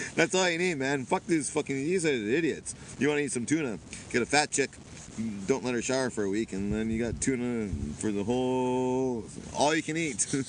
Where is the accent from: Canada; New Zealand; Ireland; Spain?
Canada; also born or lived in Vancouver; now in Japan; I'm from Canada